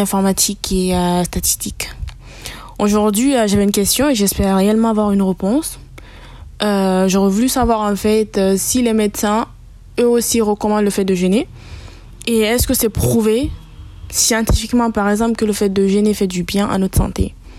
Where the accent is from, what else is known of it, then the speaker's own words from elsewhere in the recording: Guinea; now in Lille, France; je suis guinéenne et je suis actuellement étudiante à Polytech Lille